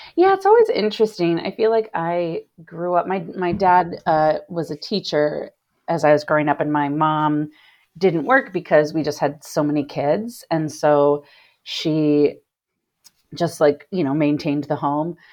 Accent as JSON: {"language": "English", "town": "Cincinnati", "region": "Ohio", "country": "United States", "tie": "born or raised there", "moved": "as an adult", "lives_now": "Chicago, United States", "said": "I grew up in Cincinnati, Ohio."}